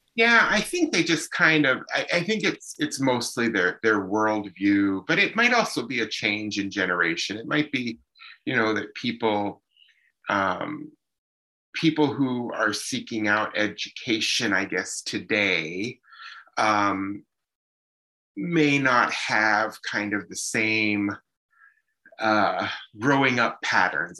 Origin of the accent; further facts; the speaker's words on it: Emmaus, Pennsylvania, United States; also born or lived in Allentown, Pennsylvania / Lehigh Valley, Pennsylvania; now in Chippewa Valley, United States; I was born in Allentown, uh, but then raised in Emmaus